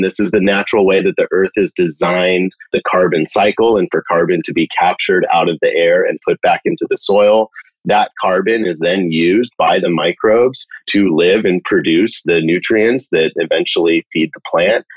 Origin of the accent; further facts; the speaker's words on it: California, United States; Born and raised in California